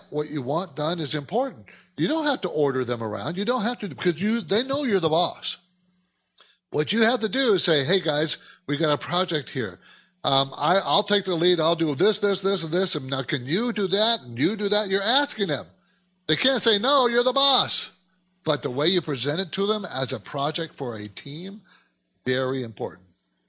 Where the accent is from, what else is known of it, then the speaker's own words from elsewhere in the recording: California, United States; also born or lived in New York City; I was from California